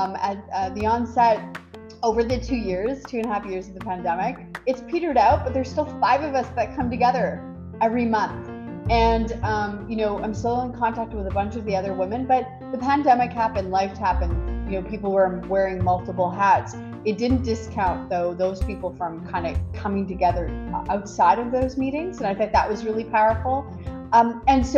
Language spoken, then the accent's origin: English; Quebec, Canada; moved away as an adult; now in Ottawa, Canada; I didn't grow up in Ottawa, I grew up in Quebec